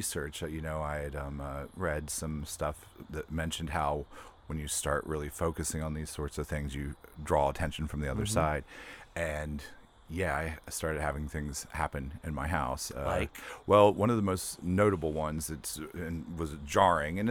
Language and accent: English; West Virginia, United States; I grew up in West Virginia